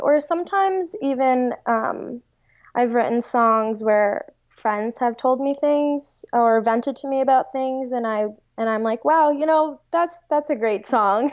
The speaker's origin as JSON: {"language": "English", "area": "Long Island", "region": "New York", "country": "United States", "moved": "as an adult", "lives_now": "Cincinnati, United States", "said": "I'm from Long Island, and I moved to Cincinnati for this fellowship"}